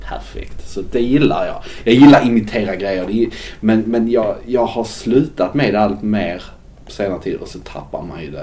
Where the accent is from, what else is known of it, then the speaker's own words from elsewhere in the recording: Skåne, Sweden; moved away; also born or lived in Gothenburg; på den kommun där jag växte upp